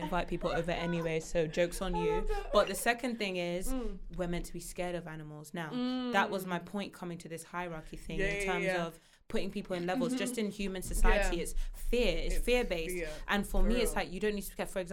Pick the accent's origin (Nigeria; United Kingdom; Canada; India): Nigeria; I'm Nigerian